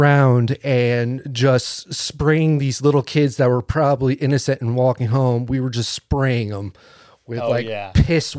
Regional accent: East Coast, United States; Because we grew up in like in the East Coast, and like there is woods, but it's overgrown

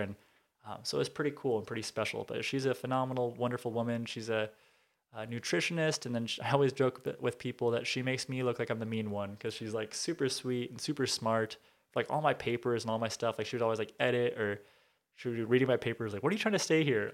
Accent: Southern California, United States; also born or lived in Tacoma, Washington / Billings, Montana / Bellevue, Washington / Rancho Cucamonga, California; growing up in Southern California, love listening to Power one oh six

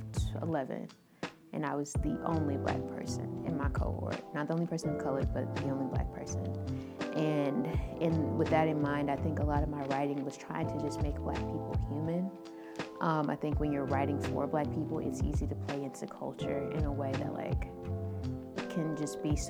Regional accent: Nashville, Tennessee, United States; born and raised in Nashville, Tennessee.

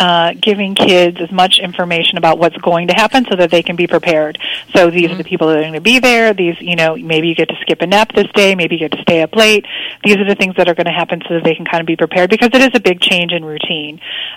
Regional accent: Midwest, United States; now in Texas, United States; I grew up in the Midwest and I came down to Texas

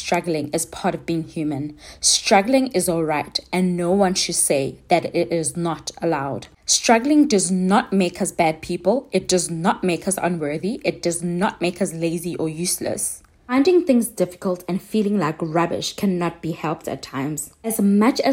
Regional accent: South Africa; So I'm South African

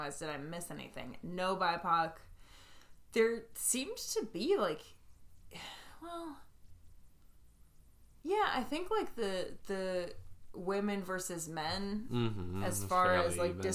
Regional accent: Vermont, United States; I grew up in Vermont, very close to Maine

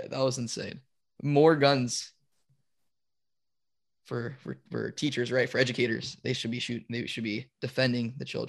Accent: United States; as like an American

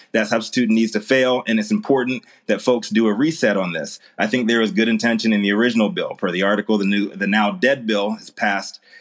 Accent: Virginia, United States; my home state of Virginia

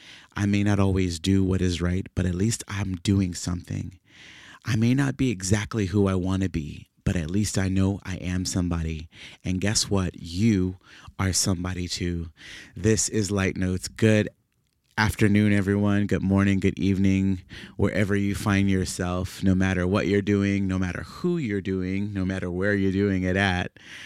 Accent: New Orleans, Louisiana, United States; moved away as an adult; now in Dallas, United States; I moved to Dallas from New Orleans, Louisiana, which is where I'm originally from, several years ago, whenever I graduated from high school in 2005.

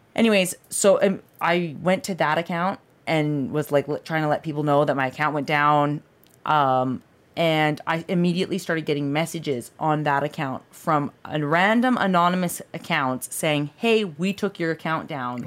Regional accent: Canada; moved away as an adult; now in Southern California, United States; I am Canadian

